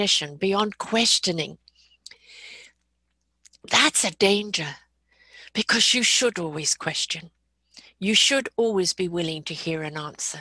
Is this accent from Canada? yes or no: yes; Canada; I'm a Canadian